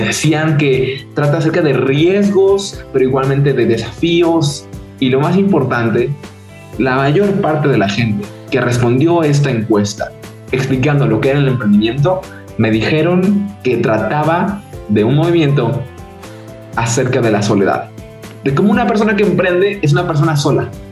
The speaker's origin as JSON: {"language": "Spanish", "town": "Cuernavaca", "region": "Morelos", "country": "Mexico", "said": "soy de México, de Cuernavaca específicamente, una ciudad un poco pequeña al lado de, al lado de la capital"}